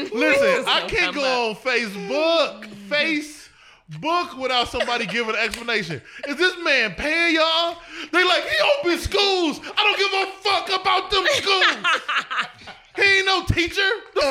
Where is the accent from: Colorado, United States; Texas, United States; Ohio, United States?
Ohio, United States; East Cleveland; I am from East Cleveland, Ohio, just like my two counterparts here on the podcast. You know what I mean? We are of East Cleveland descent.